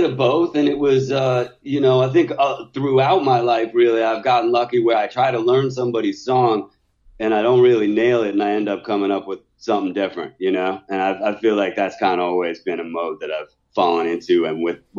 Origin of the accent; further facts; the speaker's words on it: Seattle, Washington, United States; I was growing up in Seattle at that particular time.